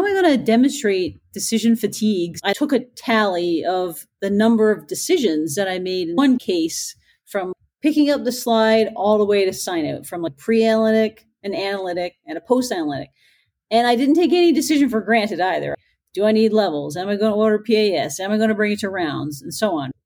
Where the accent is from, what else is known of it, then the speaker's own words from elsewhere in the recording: Newfoundland and Labrador, Canada; I'm from Newfoundland. It's a beautiful island off the east coast of Canada.